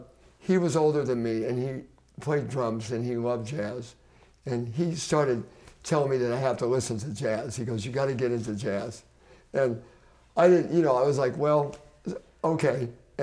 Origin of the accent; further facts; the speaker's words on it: Greensburg, Indiana, United States; moved away; I grew up in a small town in Greensburg, Indiana, out in the middle of nowhere, in the middle of a cornfield.